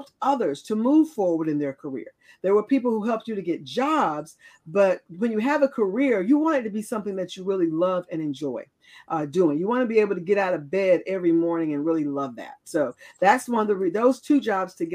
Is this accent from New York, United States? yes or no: no; Raleigh, North Carolina, United States; I am from Raleigh, North Carolina, lived in North Carolina all of my life